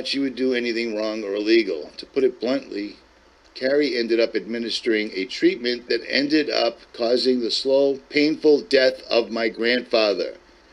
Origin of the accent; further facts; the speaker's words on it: Lynn, Massachusetts, United States; I'm from Boston, Massachusetts. I'm from Lynn, Massachusetts specifically